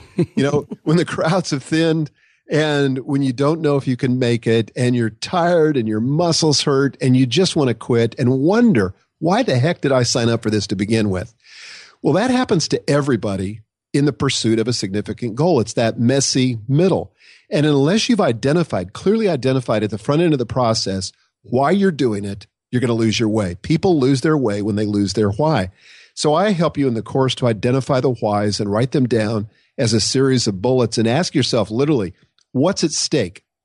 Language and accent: English; Nebraska, United States; I grew up in Nebraska